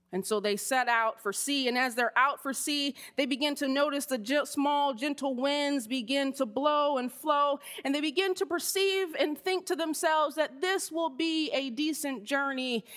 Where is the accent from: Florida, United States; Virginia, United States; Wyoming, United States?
Florida, United States; Miami; I grew up in Miami, Florida